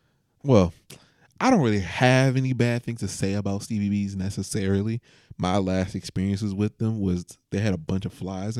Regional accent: Atlanta, Georgia, United States; I'm from Atlanta, Georgia.

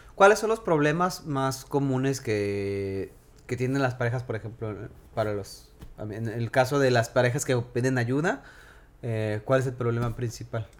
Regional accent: Mexico; yo nací en México, yo crecí en México

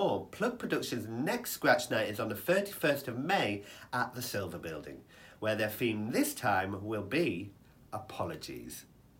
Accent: United Kingdom; And I don't think it's because we're a British audience.

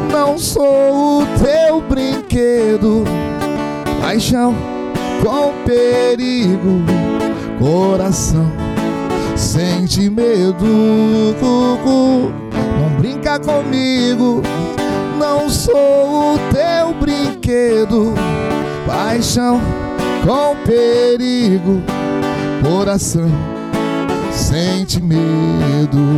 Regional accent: Paraná, Brazil; born there; eu seis irmãos, eu nasci no Paraná.

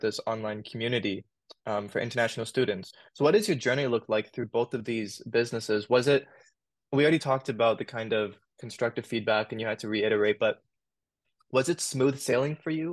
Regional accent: Sydney, New South Wales, Australia; And I was born in Australia. I was born in Sydney

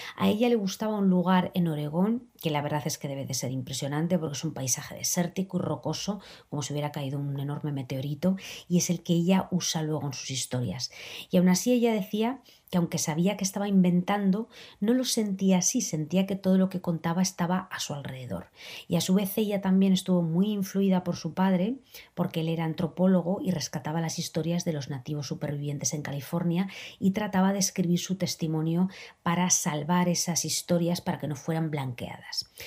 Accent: Aragon, Spain; A mí me lleva mucho a mi tierra

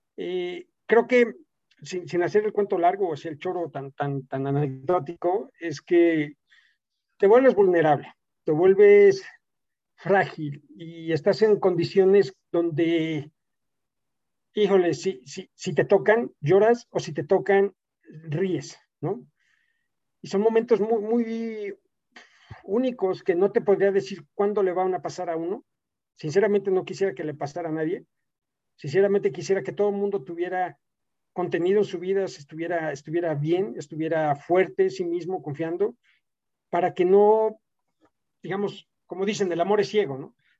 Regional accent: Mexico; moved away as an adult; also born or lived in Italy / United States / Germany

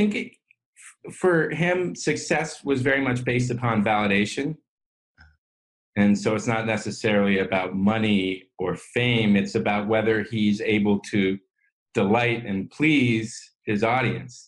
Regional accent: San Francisco, California, United States; I grew up in San Francisco

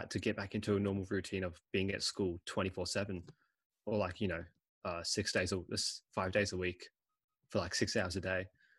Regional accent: Australia; also born or lived in England / China; So I was born in England. I moved out in 2006, so when I was 3 years old. And I ended up coming here to Australia. Awesome. And then in 2012, I went to China. And then 2016, came back here to Australia.

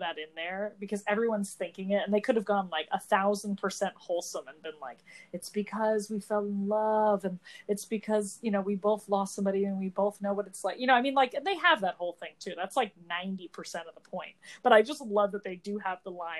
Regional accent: New Jersey, United States; we're both from New Jersey

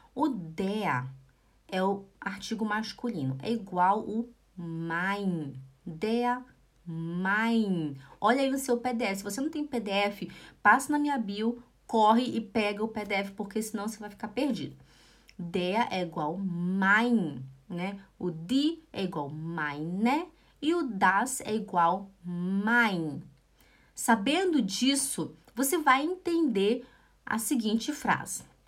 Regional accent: Brazil; nós brasileiros

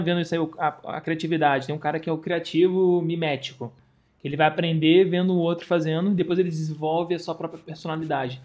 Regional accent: Rio de Janeiro, Brazil; sou do Rio de Janeiro, tenho 31 anos

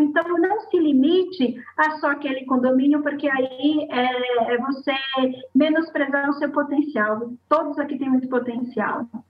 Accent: Bahia, Brazil; accent: baiana; falando como baiana, puxando o oxente

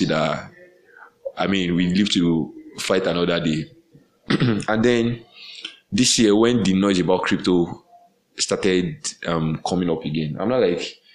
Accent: Nigeria; as a Nigerian

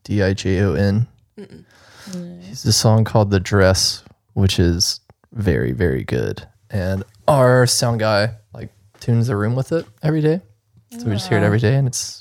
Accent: the South, United States; So I'm from the South.

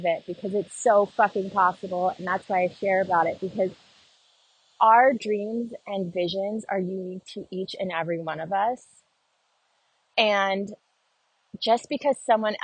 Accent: Southern California, United States; moved away; also born or lived in Nashville; growing up in Southern California

